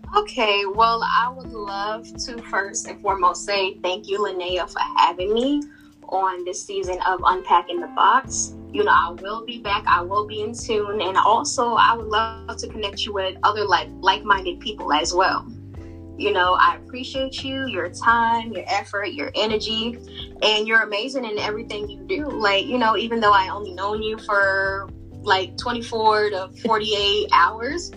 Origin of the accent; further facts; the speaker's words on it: Virginia, United States; also born or lived in Brooklyn, New York; I was raised in a DMV area, 757